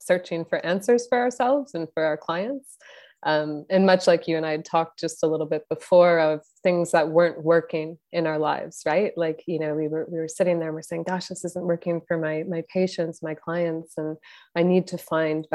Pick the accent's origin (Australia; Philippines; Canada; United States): Canada; I'm Canadian